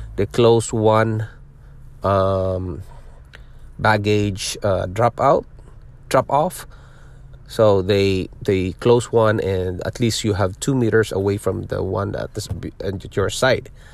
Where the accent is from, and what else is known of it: Philippines; born or raised there; moved away as an adult; also born or lived in Singapore; now in Ontario, Canada